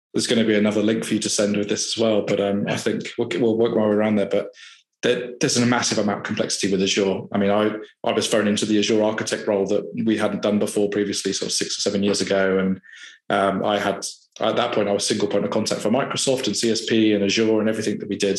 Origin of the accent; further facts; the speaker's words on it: Farnborough, South East England, United Kingdom; I grew up in Farnborough and born and raised there